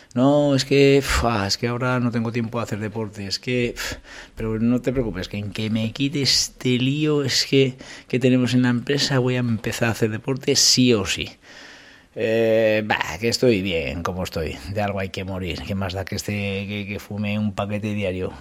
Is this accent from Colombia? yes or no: no; Calahorra, La Rioja, Spain; de Calahorra, que, que es la de mi pueblo